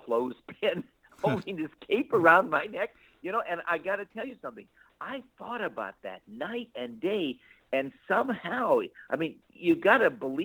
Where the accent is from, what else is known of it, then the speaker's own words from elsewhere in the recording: Beverly Hills, California, United States; I grew up in the Los Angeles area in a city called Beverly Hills. I grew up there